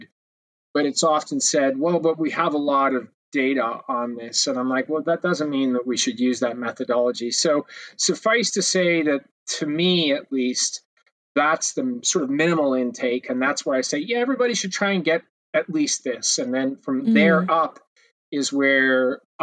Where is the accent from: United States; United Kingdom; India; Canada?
Canada; as a Canadian